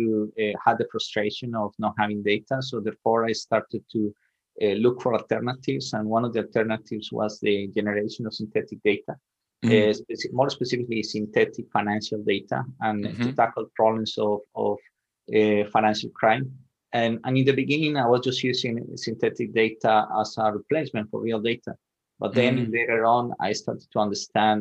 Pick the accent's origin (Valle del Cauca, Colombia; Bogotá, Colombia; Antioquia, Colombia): Antioquia, Colombia; Medellin; moved away as an adult; also born or lived in Sweden; I'm originally from Colombia, so I was born and raised in Medellin, Colombia